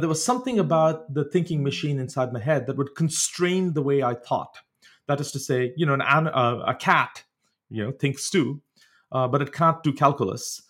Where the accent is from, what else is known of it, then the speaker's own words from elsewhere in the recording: India; moved away; growing up in India, uh, you didn't have access as much at, in those days to sort of biological laboratories